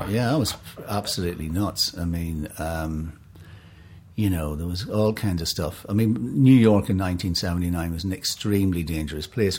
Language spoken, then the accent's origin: English; Enniskillen, Northern Ireland, United Kingdom; moved away; I was born in Enniskillen. Uh, beautiful town, fabulous, beautiful island town. It was a great place to grow up as a kid